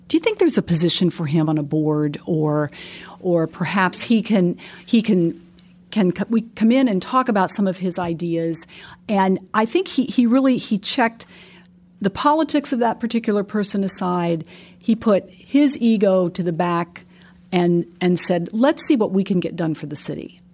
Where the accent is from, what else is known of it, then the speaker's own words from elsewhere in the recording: Pennsylvania, United States; moved away as an adult; also born or lived in West Lafayette, Indiana; now in Indianapolis, United States; I'm not from Indianapolis. So I'm from Pennsylvania and made my way to Indianapolis